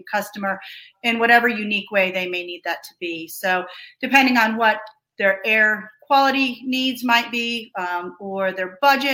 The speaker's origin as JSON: {"language": "English", "region": "Georgia", "country": "United States", "tie": "born or raised there", "said": "Buck and I are both native to the state. So we grew up in Georgia"}